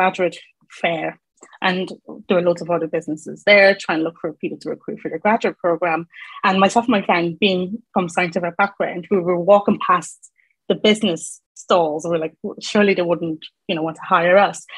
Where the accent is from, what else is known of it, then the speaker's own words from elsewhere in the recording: Ireland; moved away as an adult; now in England; So I'm from Ireland, moved to England, and that was in 2019